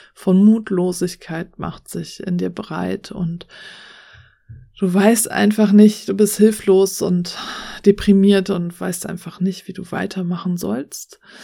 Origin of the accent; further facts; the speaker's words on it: Germany; hier bei uns in Deutschland